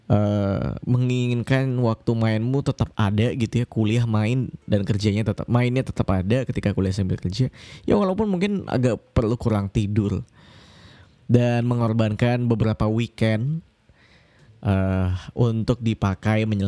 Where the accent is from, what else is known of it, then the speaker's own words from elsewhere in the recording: Kalimantan, Indonesia; now in Yogyakarta, Indonesia; Uh, aku kuliah di Yogyakarta, aku dari Kalimantan kebetulan.